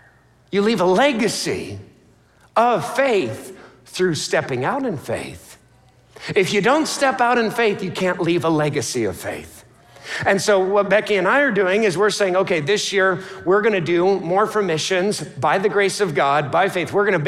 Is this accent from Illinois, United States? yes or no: no; New York, United States; My family hails from Alaska or Dunkirk, New York. I'm from the New York area.